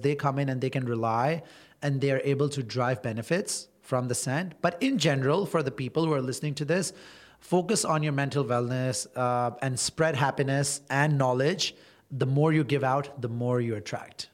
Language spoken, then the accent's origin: English; Toronto, Ontario, Canada; moved away as an adult; now in Dubai, United Arab Emirates; I am a Canadian and I've spent pretty much all my life in Toronto